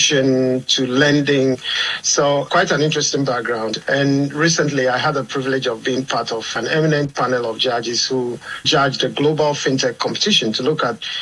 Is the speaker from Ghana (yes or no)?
yes; southeastern Ghana, Ghana; moved away as an adult; now in Jersey; I'm Ghanaian. I come from Ghana, from the southeastern side of Ghana